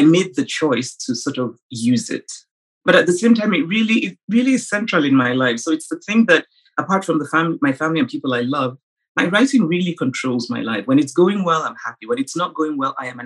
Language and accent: English; Nsukka, Enugu State, Nigeria; born or raised there